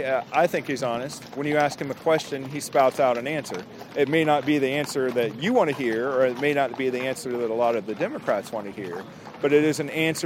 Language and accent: English; Dayton, Ohio, United States; I'm from Dayton, Ohio.